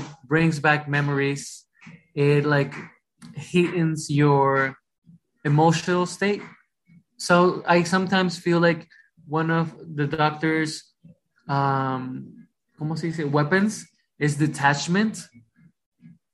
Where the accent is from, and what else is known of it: Rockland County, New York, United States; born or raised there; English is a second language; also born or lived in Ecuador / Bronx, New York